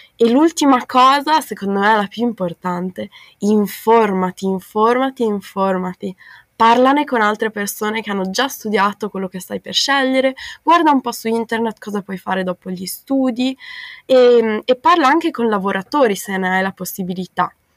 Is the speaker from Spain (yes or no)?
no; Bolzano, Trentino-Alto Adige, Italy; moved away as an adult; also born or lived in Australia; now in Netherlands; sono di Bolzano in Trentino Alto Adige, ho 21 anni